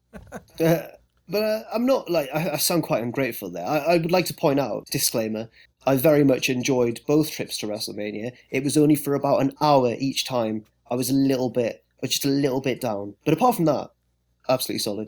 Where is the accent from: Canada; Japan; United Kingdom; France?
United Kingdom; England; being English